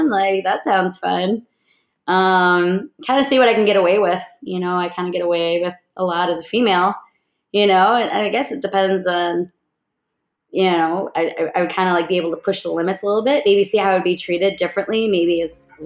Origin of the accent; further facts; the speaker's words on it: Chicago, Illinois, United States; We are Lauren and Ryan, and we are from Chicago, Illinois.